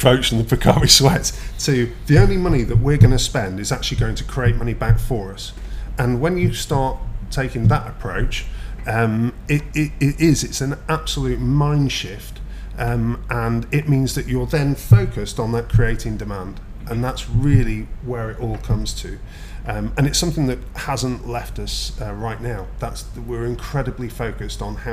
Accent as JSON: {"language": "English", "country": "United Kingdom", "tie": "born or raised there", "moved": "yes", "lives_now": "Dubai, United Arab Emirates"}